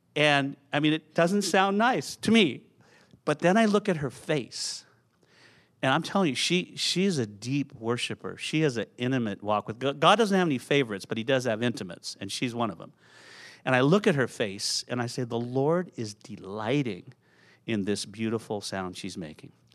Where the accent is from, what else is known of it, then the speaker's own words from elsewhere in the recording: San Jose, California, United States; moved away as an adult; also born or lived in Aptos, California; now in Portland, United States; I grew up in Santa Clara, San Jose